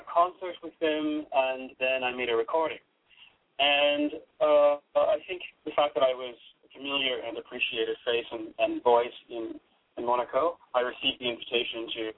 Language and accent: English; Detroit, Michigan, United States; moved away; also born or lived in Stuttgart, Germany / New York; growing up in Detroit